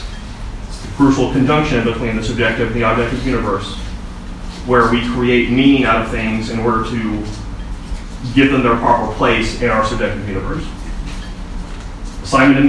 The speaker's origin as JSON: {"language": "English", "region": "southern United States", "country": "United States", "accent": "slight southern", "said": "my slight southern accent"}